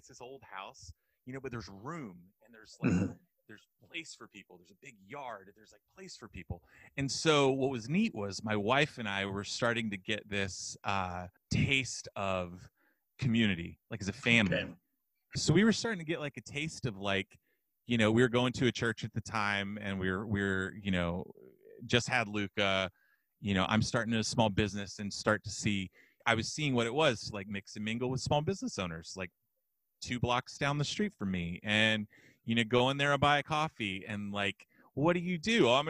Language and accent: English; Texas, United States; I grew up in West Texas mostly, grew up in church